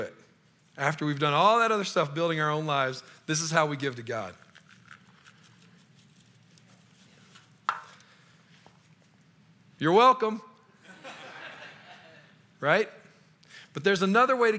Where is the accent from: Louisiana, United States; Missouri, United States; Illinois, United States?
Louisiana, United States; moved away as an adult; now in Colorado, United States; I'm from Louisiana